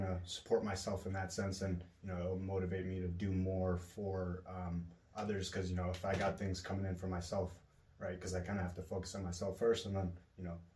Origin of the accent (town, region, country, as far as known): Buffalo, New York, United States; born or raised there; also born or lived in Kosovo / New Jersey